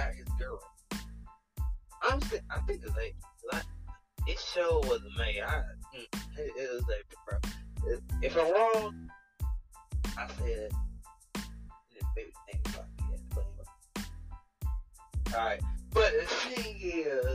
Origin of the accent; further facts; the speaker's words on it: East Coast, United States; I'm from the East